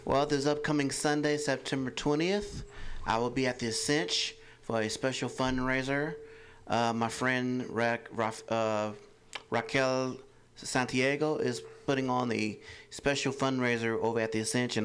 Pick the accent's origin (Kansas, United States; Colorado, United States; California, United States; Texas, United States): California, United States; Los Angeles; now in Oakland, United States; I'm originally from Los Angeles, born and raised